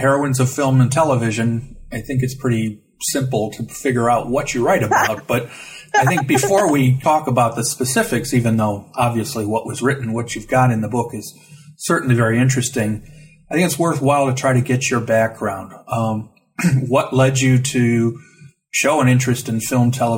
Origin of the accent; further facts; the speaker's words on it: Ohio, United States; moved away as an adult; now in Alabama, United States; I grew up in Ohio